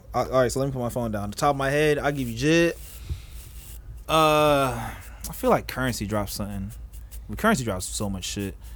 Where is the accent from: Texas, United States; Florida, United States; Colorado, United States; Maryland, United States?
Florida, United States; I'm from Florida